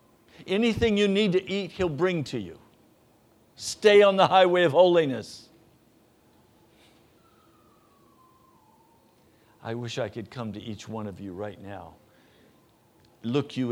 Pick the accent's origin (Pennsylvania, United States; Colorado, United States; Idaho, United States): Colorado, United States; Denver; moved away; I was born in Denver, Colorado